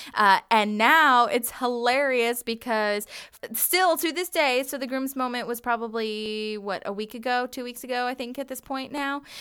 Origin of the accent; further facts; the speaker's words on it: Virginia, United States; I am from Virginia and we have honeysuckle everywhere.